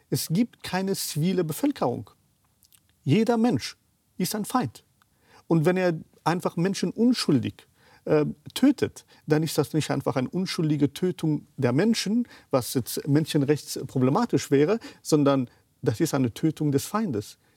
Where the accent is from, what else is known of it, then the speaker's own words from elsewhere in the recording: Kabul, Afghanistan; Ich bin in Afghanistan aufgewachsen, 13 Jahre alt war ich in Kabul, ich bin zur Schule gegangen.